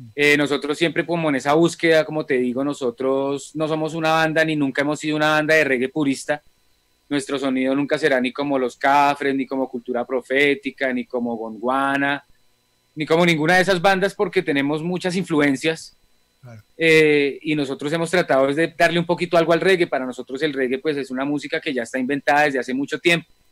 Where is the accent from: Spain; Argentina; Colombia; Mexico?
Colombia